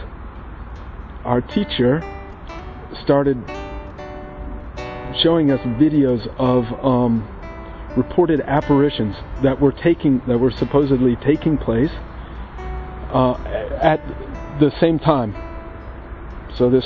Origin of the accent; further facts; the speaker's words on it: Sidney, Ohio, United States; moved away; I'm originally from Sydney, Ohio in the United States